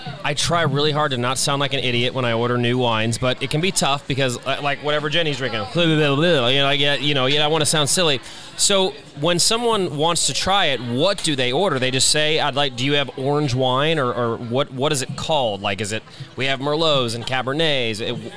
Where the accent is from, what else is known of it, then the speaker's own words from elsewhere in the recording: Argentina; So I'm from Argentina, right?